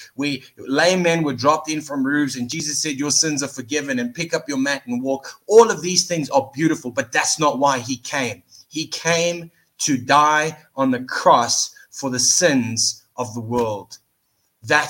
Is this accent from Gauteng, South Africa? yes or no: yes; Johannesburg, Gauteng, South Africa; it's my hometown